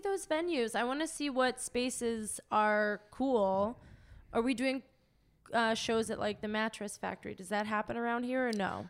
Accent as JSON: {"language": "English", "town": "McKees Rocks", "region": "Pennsylvania", "country": "United States", "tie": "born or raised there", "moved": "yes", "lives_now": "Los Angeles, United States", "said": "I grew up in McKees Rocks"}